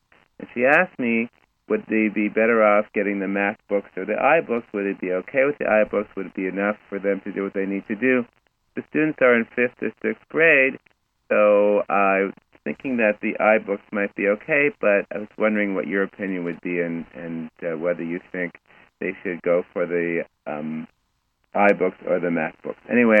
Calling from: Hollywood, Florida, United States; I'm calling from Hollywood, Florida.

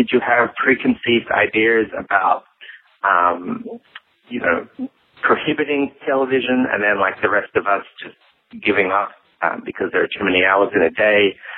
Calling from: New York, United States; I'm calling from New York.

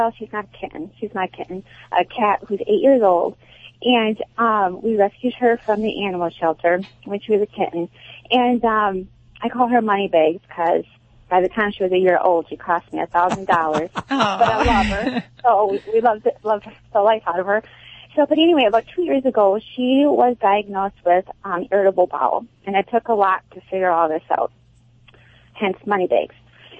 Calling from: Wisconsin, United States; I'm calling from Wisconsin.

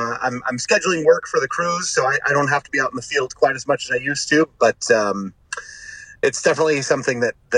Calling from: California, United States; Smack dab in the center of California.

